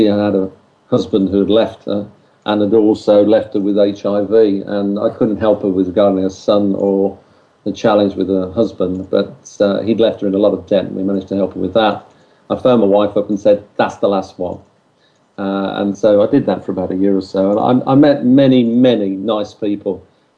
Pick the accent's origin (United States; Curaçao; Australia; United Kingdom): United Kingdom; we're British